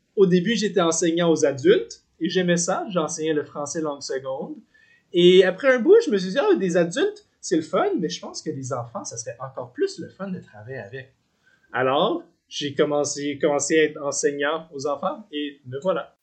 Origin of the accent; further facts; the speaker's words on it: Gatineau, Quebec, Canada; moved away as an adult; also born or lived in Vancouver; now in Victoria, Canada; Je suis originaire du Québec, la ville de Gatineau j'ai grandi là.